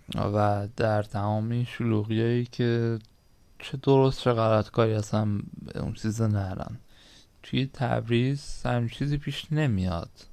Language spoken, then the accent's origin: Persian; Iran; ما هممون ایرانی هستیم